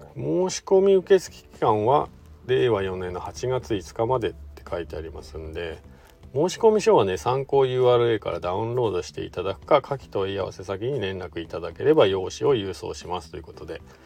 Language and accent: Japanese; Shizuoka, Japan; now in Hakuba, Japan; 僕の地元の静岡から来たね